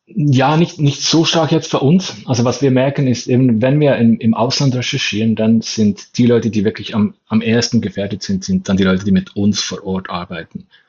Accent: Bern, Switzerland; ich komme ja aus Bern, ähm, aus der Hauptstadtregion in der Schweiz

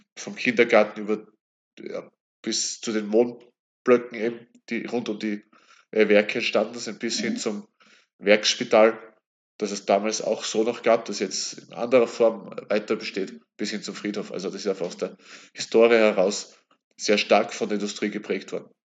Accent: Kapfenberg, Styria, Austria; also born or lived in Graz; bin dann wieder in meine Heimatregion zurück und eben dem KSV auf diese Weise eben auch verbunden

